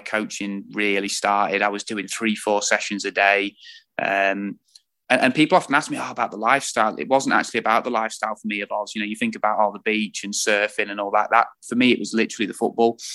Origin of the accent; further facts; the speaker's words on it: Lincolnshire, East Midlands, United Kingdom; moved away as an adult; also born or lived in Perth, Australia / Burnley; I'm originally from Lincolnshire, so I'd got no link with with the North and with Burnley at all